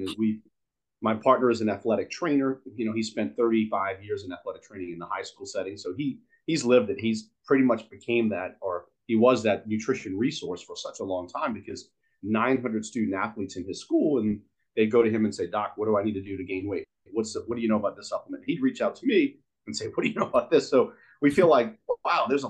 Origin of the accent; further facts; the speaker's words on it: New Orleans, Louisiana, United States; I'm born and raised in New Orleans